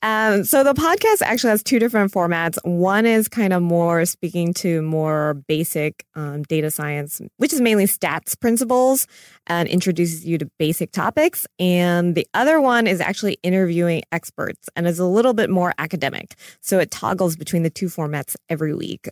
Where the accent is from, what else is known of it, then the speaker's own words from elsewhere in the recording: Florida and North Carolina, United States; I grew up in Florida and North Carolina.